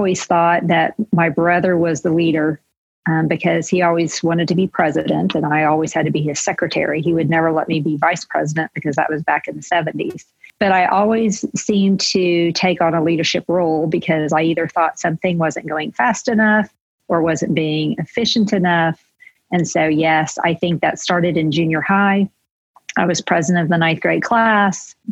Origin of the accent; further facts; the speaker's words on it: Lawton, Oklahoma, United States; I grew up in Lawton, Oklahoma